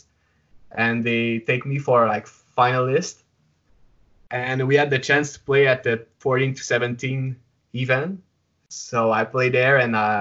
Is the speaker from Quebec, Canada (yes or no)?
yes; Quebec City, Quebec, Canada; first language French; English is a second language; I grew up in Quebec City, like the main city.